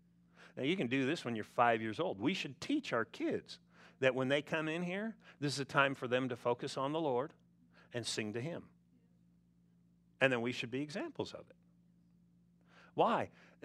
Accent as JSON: {"language": "English", "region": "California", "country": "United States", "tie": "born or raised there", "said": "You know, back when I grew up in California, we didn't have all the smog rules, and we had smog."}